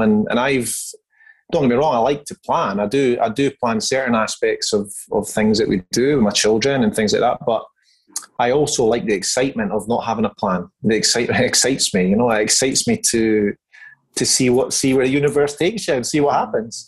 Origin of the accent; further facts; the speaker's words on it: Scotland, United Kingdom; moved away as an adult; now in Perth, Australia; I hail from Scotland. I've been living in Perth, Western Australia for now just over 15 years.